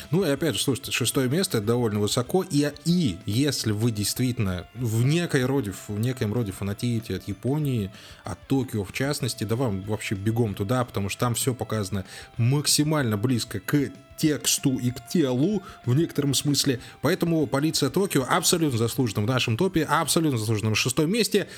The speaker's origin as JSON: {"language": "Russian", "country": "Belarus", "said": "мы белорусы"}